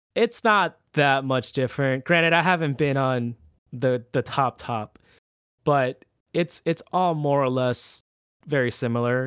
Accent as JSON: {"language": "English", "country": "Puerto Rico", "moved": "yes", "lives_now": "Orlando, United States", "said": "a little Puerto Rican island boy."}